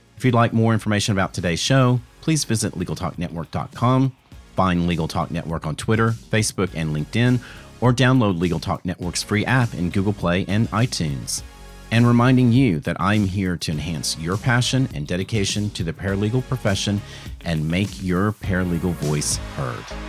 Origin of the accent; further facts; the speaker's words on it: the South, United States; I'm from the South